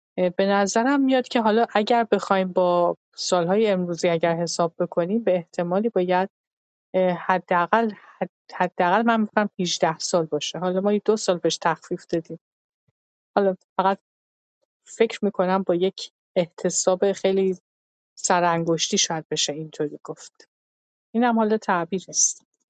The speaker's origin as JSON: {"language": "Persian", "country": "Iran", "said": "ما که ایرانی هستیم"}